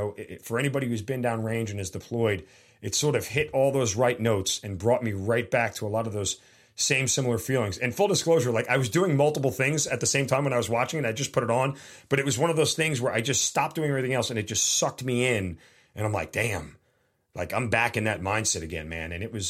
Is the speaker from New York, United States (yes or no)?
yes; New York, United States; Also a New Yorker, native New Yorker, also stepfather policeman, brother was a union worker in New York.